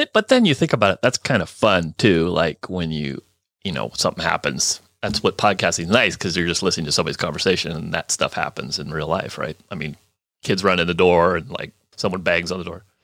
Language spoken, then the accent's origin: English; Burlingame, California, United States; also born or lived in Oakland, California / Chico, California / Carson City, Nevada; I grew up on the peninsula, Burlingame